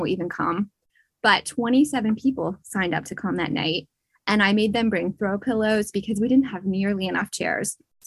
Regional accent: Pennsylvania, United States; I was born and raised in Pennsylvania

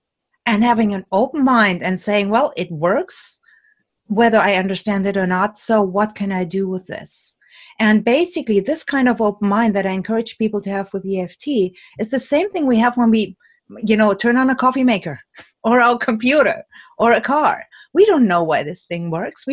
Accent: Germany; now in United States; Now, I'm originally from Germany

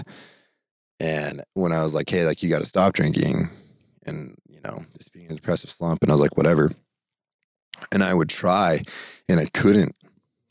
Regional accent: Idaho, United States; growing up in Idaho and with my family

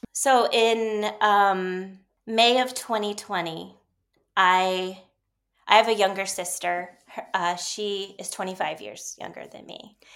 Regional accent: Ohio, United States; moved away as an adult; also born or lived in Dallas / New York / Seattle; I grew up in Ohio

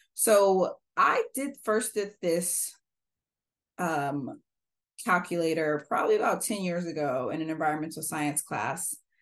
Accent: Pacific Northwest, United States; I grew up in the Pacific Northwest, learned how to compost when I was in third grade

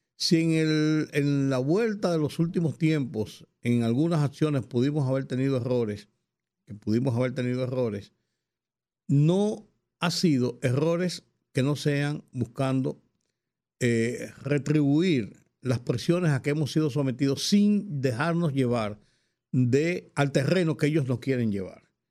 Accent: Dominican Republic; yo soy dominicano y vivo de este lado

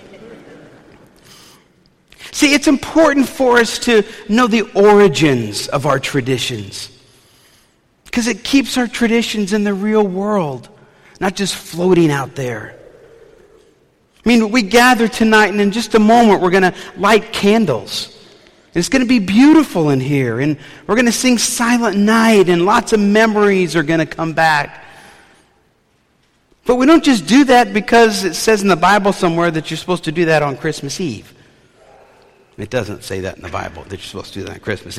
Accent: New Orleans, Louisiana, United States; When I was a kid growing up in New Orleans

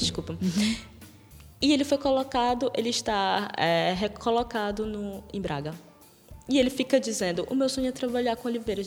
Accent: Brazil; now in Portugal; eu sou brasileira

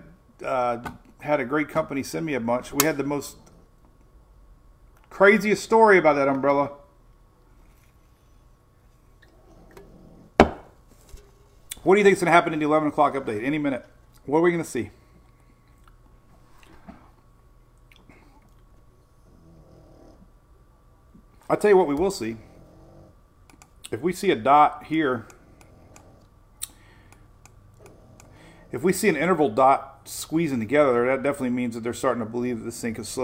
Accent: Oldsmar, Florida, United States; my hometown over here in Oldsmar

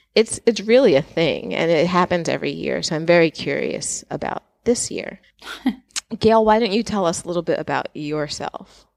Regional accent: New York, United States; I grew up in New York, so with the exception of way at school, I have lived in New York

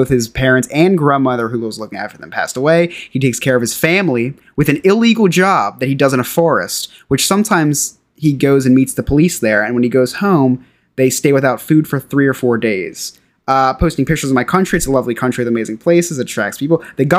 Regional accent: New Jersey, United States; I'm from a state called New Jersey in America.

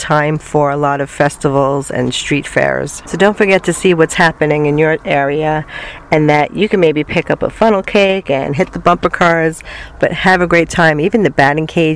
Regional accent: New York City, New York, United States; moved away as an adult; I came from New York City

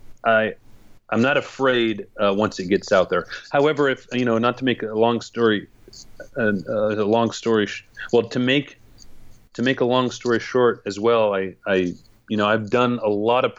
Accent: Gridley, California, United States; also born or lived in Santa Cruz, California / Prague, Czech Republic; my hometown of Gridley with a population of 6,000 people

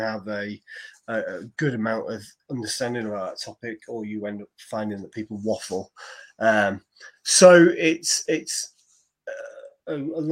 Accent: Preston, North West England, United Kingdom; I was born in Preston.

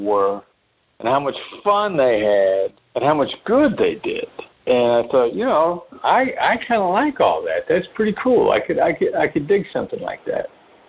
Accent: Iowa, United States; also born or lived in New York; You know, I know my voice doesn't sound like it because of the time that I spent in New York, but I'm originally from a small town in Iowa. I'm a small town Midwestern guy

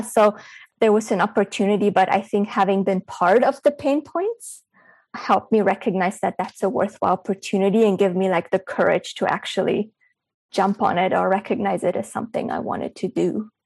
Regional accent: Berlin, Germany; moved away; also born or lived in Bulgaria; I was born in Bulgaria, but I grew up in Berlin, Germany.

